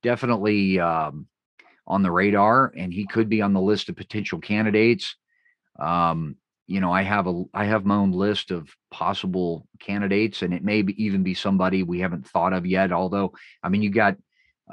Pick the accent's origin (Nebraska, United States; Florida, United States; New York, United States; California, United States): California, United States; my home state of California